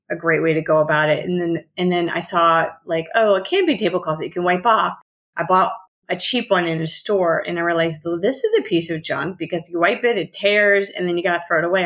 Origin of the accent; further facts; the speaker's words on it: New Orleans, Louisiana, United States; moved away as an adult; also born or lived in Boulder, Colorado; now in Los Angeles, United States; moved back home to New Orleans